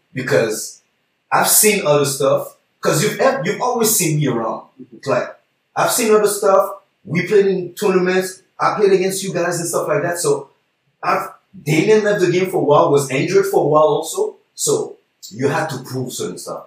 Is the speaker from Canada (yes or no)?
yes; Montreal, Quebec, Canada; We're all from the East